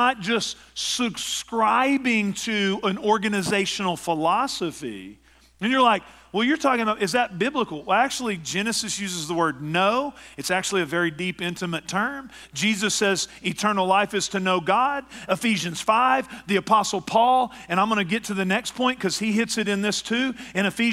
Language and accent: English; East Texas, United States; my hometown in East Texas